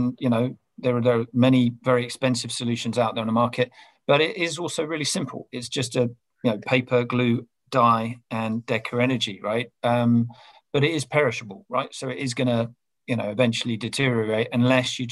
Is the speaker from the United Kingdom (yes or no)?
yes; London, United Kingdom; I'm from Clapham